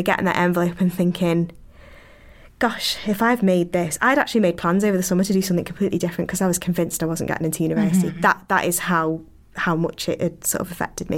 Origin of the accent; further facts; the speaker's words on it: Liverpool, North West England, United Kingdom; accent: Scouse; being from the north and having a Scouse accent